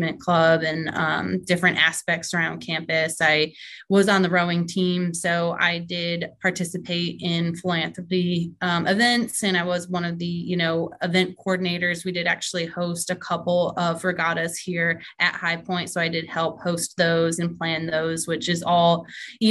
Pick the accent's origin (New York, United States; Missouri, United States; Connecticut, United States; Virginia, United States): Connecticut, United States; I'm actually from Connecticut and drove race cars up in Connecticut with my family.